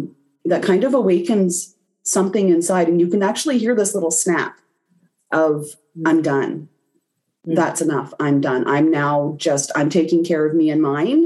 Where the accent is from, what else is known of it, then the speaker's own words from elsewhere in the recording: Canada; I'm Canadian